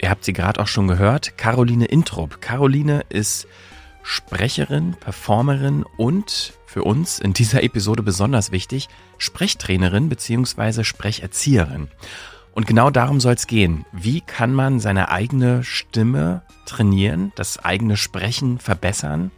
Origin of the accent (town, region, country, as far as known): Brandenburg, Germany; born or raised there; accent: Berlin dialect; moved away as an adult; also born or lived in Bielefeld; now in Berlin, Germany